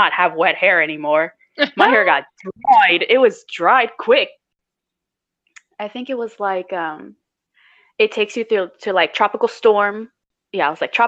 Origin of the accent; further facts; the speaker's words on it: Miami, Florida, United States; I'm from Miami